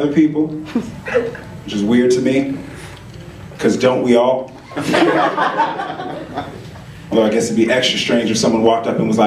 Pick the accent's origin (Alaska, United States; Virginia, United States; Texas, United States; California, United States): California, United States; Oakland; also born or lived in Chico; I grew up in Oakland, which has a stereotype of being a rough place.